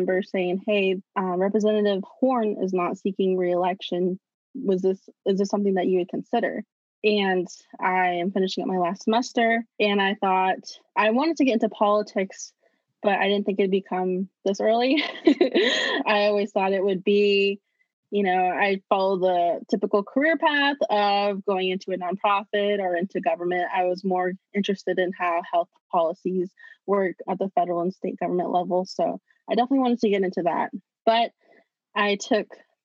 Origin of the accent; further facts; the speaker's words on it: Lawrence, Kansas, United States; I was born and raised in Lawrence and currently live my whole life in District 10